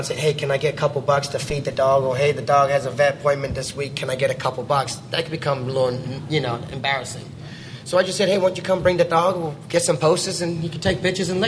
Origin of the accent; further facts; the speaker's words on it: New Zealand; I grew up in New Zealand, so I'm a New Zealander.